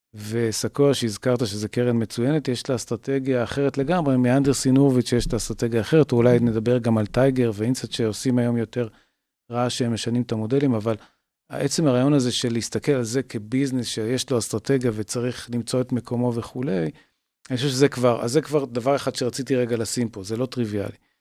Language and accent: Hebrew; Tel Aviv, Tel Aviv District, Israel; אני במקור תל אביבי